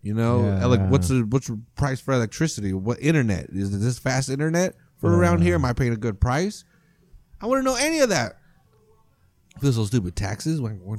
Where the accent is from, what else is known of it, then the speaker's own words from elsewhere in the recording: United States; I'm raised in this, I'm coddled, I'm an American